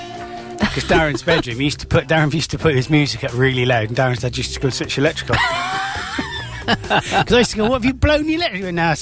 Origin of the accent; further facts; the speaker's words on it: England, United Kingdom; And I'm not Russian troll, I'm very English.